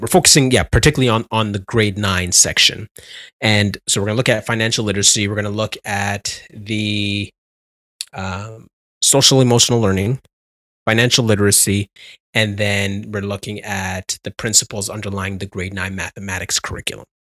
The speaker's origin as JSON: {"language": "English", "country": "Canada", "said": "I'm Canadian"}